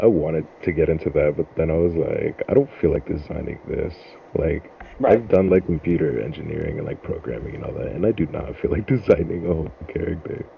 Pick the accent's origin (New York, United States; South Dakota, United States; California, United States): New York, United States; Freeport; also born or lived in Brooklyn, New York; I was born in Brooklyn, New York, raised in Freeport, Long Island.